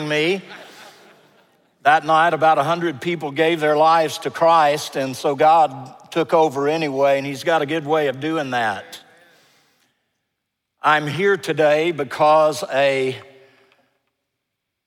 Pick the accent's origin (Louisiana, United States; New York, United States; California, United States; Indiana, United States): Louisiana, United States; Baton Rouge; my hometown of Baton Rouge, Louisiana